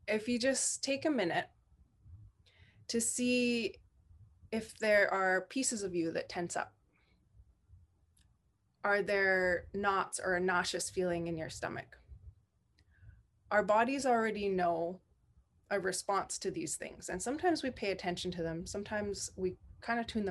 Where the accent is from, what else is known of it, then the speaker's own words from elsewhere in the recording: Shishalh Nation, British Columbia, Canada; now in Pentlatch lands, Canada; I am from the Intlikatmak Nation, raised with the Shishak Nation, and calling in from and marrying into soon Pentlatch lands